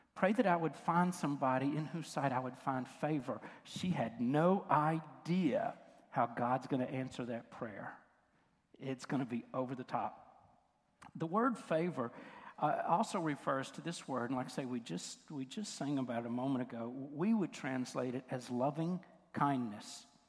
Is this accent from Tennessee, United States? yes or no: yes; West Tennessee, United States; I, I grew up in West Tennessee and it was cotton country.